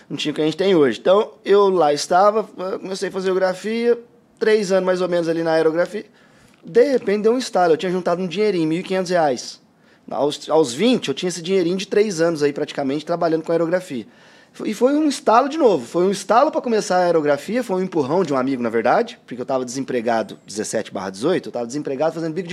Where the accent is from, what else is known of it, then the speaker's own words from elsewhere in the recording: Guaíra, São Paulo, Brazil; also born or lived in Ribeirão Preto; Cara, eu sou natural de Ribeirão Preto, interior de São Paulo, porém, eu vivi a maior parte da minha, da minha infância ali e até o começo da adolescência em Guaíra.